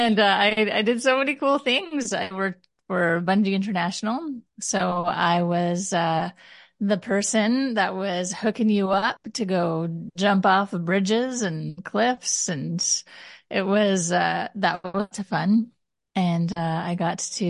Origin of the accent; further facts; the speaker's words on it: Canada; also born or lived in Ottawa / Taiwan; I'm Canadian